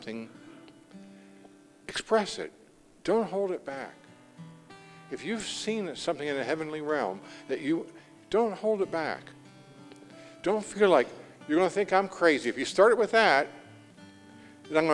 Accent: Indiana, United States; we're from Indiana. I'm from Indiana

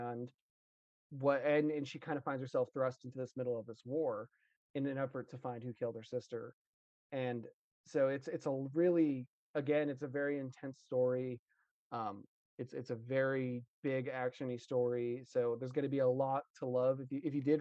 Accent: Texas, United States; because I'm from Texas, I'm a big Western guy

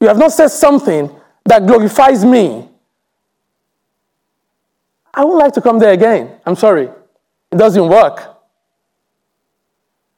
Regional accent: England, United Kingdom; we said we're from England

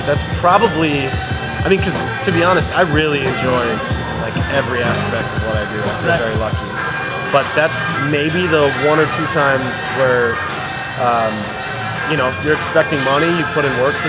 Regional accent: Lakeville, Minnesota, United States; I grew up in Lakeville, as did Judd.

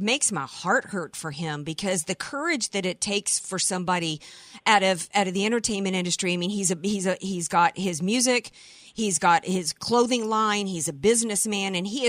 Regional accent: the South, United States; I'm from the South.

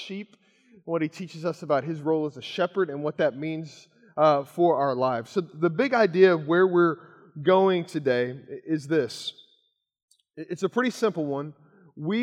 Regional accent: Kentucky, United States; moved away; growing up in Kentucky

